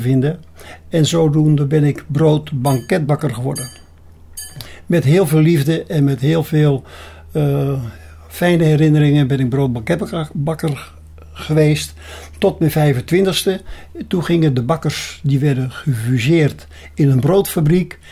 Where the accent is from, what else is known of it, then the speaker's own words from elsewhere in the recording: Beemster, North Holland, Netherlands; now in Apeldoorn, Netherlands; Je hoort misschien wel aan mij ik ben een Beemsterling. En ik zeg, mijn vaderland is Noord-Holland boven het ei.